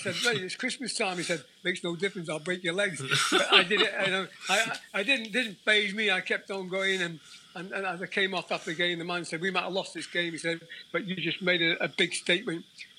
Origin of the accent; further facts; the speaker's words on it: Mochdre, Wales, United Kingdom; In North Wales, obviously, that landed low Colwyn Bay, which have got a bit of the name. Oh, Colwyn Bay. About a mile from there. So, a lovely little council house.